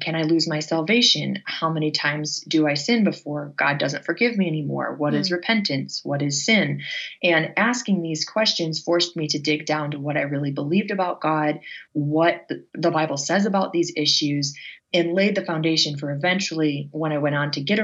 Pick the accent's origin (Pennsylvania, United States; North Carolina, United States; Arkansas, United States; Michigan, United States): Michigan, United States; Northern; I grew up in Northern Michigan